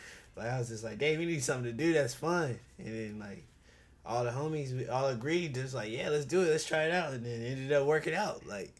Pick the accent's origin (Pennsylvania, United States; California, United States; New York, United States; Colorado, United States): California, United States; Oceanside; born there; also born or lived in Ohio / Georgia; I was born in Oceanside, California. And then I moved from Oceanside. See, I've been everywhere. I moved from Oceanside to Ohio. I lived in Ohio for like until I was like six.